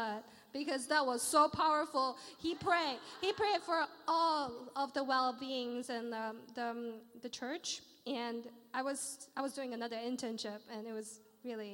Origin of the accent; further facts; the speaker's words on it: Malaysia; now in London, United Kingdom; I come from Malaysia